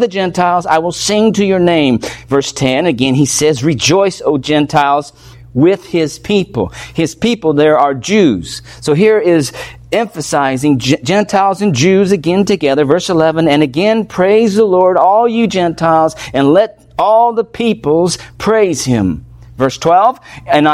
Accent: United States; I'm an American, we're Americans

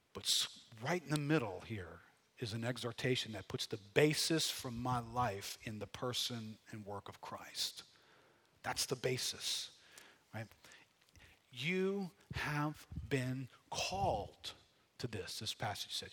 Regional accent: United States; our mindset of being Americans

